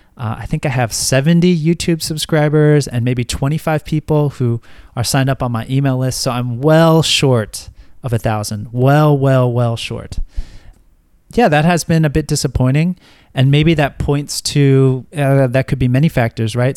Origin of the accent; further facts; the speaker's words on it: United States; moved away; living abroad as an American